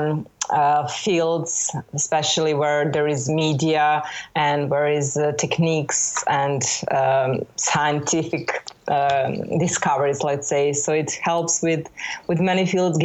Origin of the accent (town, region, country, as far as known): Belgrade, Serbia; born or raised there